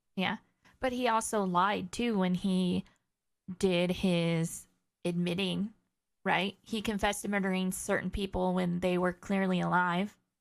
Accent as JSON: {"language": "English", "area": "near the Bay Area", "region": "California", "country": "United States", "tie": "born or raised there", "moved": "yes", "said": "growing up in California near the Bay Area"}